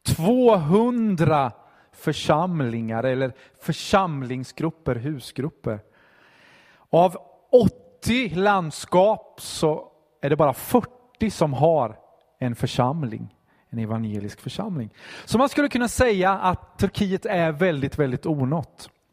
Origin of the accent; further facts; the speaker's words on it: Vimmerby, Kalmar County, Sweden; moved away as an adult; also born or lived in Stockholm; Jag är uppvuxen i Vimmerby.